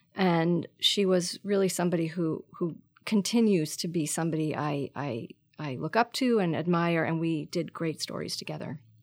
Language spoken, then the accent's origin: English; Marblehead, Massachusetts, United States; moved away as an adult; also born or lived in New York / San Francisco; I grew up north of Boston in a pretty small s- s- town on the ocean called Marblehead, Mass